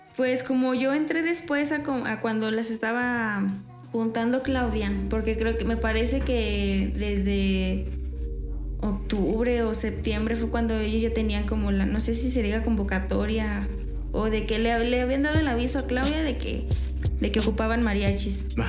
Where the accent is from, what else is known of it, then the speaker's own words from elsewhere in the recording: San Luis Potosí, Mexico; de San Luis.